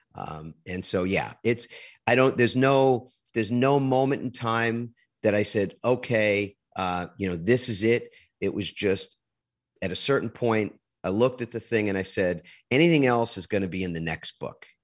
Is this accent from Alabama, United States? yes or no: no; New York, United States; moved away; also born or lived in New Jersey; I'm originally from New York